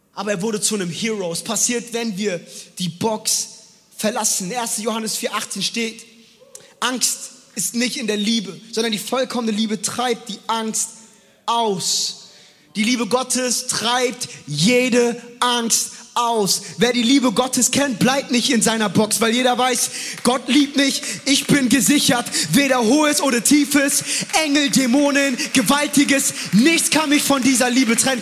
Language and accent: German; Frankfurt, Hesse, Germany; moved away as an adult; also born or lived in New York City; now in Stuttgart, Germany; ich bin in Frankfurt groß geworden. Frankfurt ist nicht NYC, aber Frankfurt ist Straße.